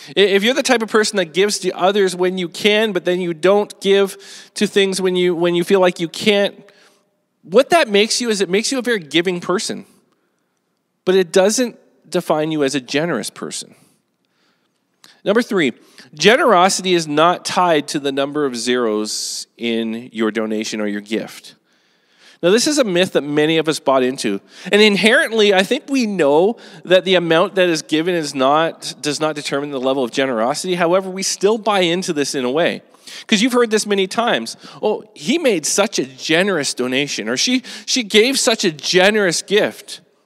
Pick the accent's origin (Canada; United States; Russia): Canada; as Canadians